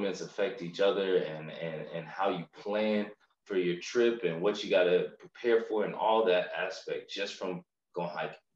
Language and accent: English; Macon, Georgia, United States; also born or lived in Syracuse, New York; I'm from Macon. I claim it proudly. I went to St. Peter Claver for elementary school, and then for middle school and high school, I ended up attending Mount DeSales